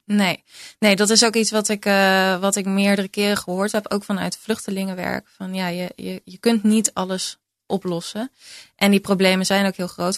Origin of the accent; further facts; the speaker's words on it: Utrecht, Netherlands; uit Utrecht, waar ik vandaan kom